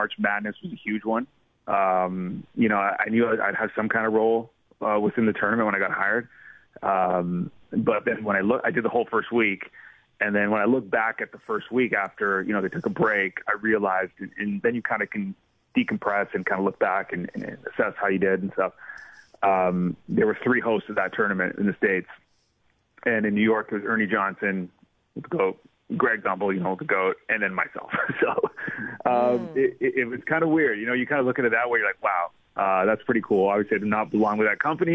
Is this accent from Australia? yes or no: no; Canada; as a Canadian